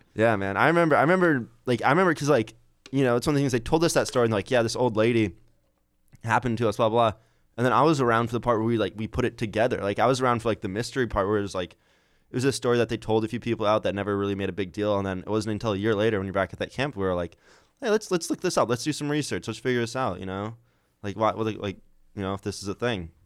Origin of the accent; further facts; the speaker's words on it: Iowa, United States; I'm from Iowa